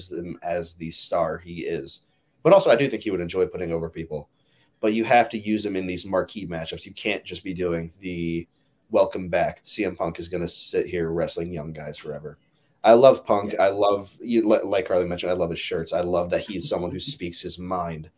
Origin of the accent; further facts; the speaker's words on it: Chicago, Illinois, United States; I'm from Chicago.